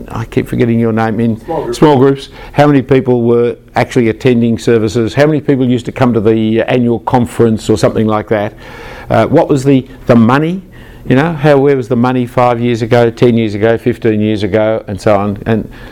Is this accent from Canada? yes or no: no; Australia; as an Australian